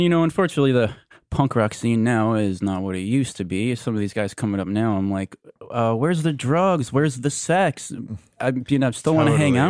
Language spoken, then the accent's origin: English; New York City, New York, United States; Well, you know, I grew up in the Upper East Side. I was born in the 50s.